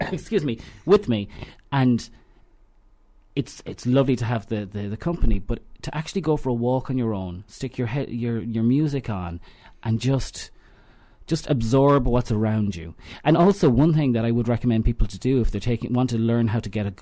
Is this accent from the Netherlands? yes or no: no; Knockcroghery and Kilteevan, Connacht, Ireland; I'm from Knockrockery and Kilteven. I kind of straddle, but I almost live across a bridge